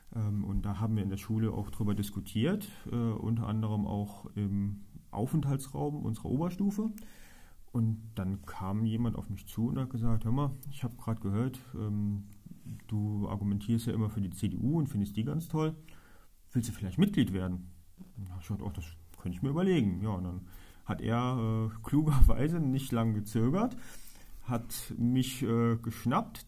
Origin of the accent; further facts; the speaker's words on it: Trier, Rhineland-Palatinate, Germany; bin gebürtiger Trierer, bin verheiratet, wohne mit meiner Frau auf Mariahof